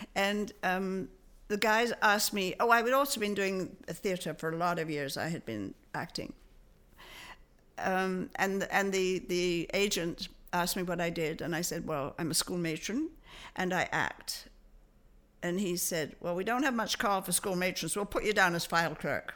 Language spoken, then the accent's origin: English; London, United Kingdom; moved away as an adult; also born or lived in Liphook, Hampshire / Toronto, Canada; we moved to a house from London